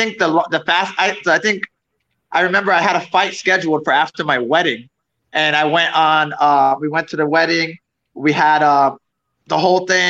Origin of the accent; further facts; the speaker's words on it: South Florida, United States; also born or lived in New York City / Orlando; I was born in New York City, but I didn't live there for too long. A few years, like 4 years. And I lived in South Florida pretty much till I was 18